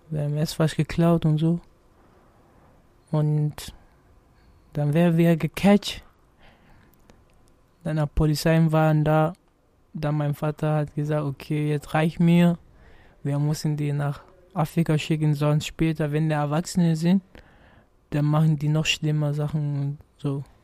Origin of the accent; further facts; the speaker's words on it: Gambia; moved away; also born or lived in United States; Aus Gambia.